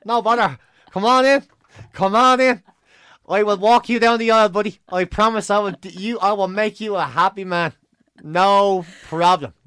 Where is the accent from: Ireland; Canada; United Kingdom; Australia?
Ireland; being Irish